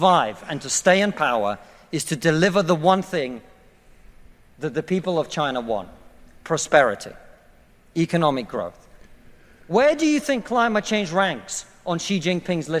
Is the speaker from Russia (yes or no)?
yes; Russia; now in United Kingdom; I come from Russia